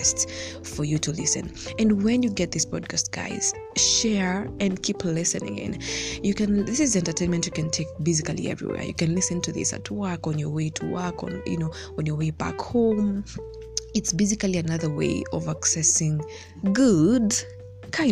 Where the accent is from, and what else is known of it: Kenya